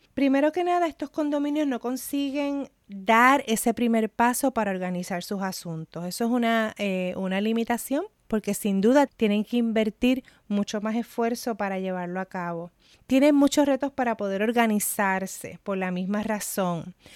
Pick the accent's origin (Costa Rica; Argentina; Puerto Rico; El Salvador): Puerto Rico; mi experiencia como puertorriqueña